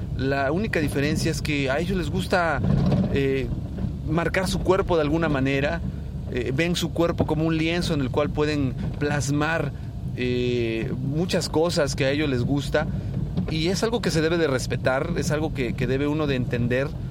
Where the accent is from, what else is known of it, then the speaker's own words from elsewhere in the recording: Mexico; los que somos mexicanos